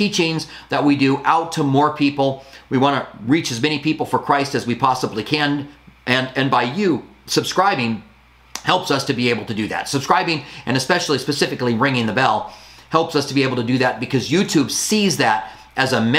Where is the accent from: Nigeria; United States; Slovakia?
United States; as an American